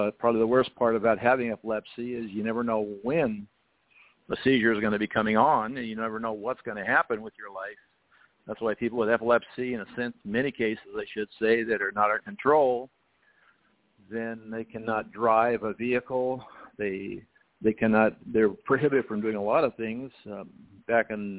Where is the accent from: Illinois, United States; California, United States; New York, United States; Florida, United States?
California, United States; El Cajon; also born or lived in San Diego, California; I was born in San Diego, California, and, of course, I grew up in San Diego area, mostly in El Cajon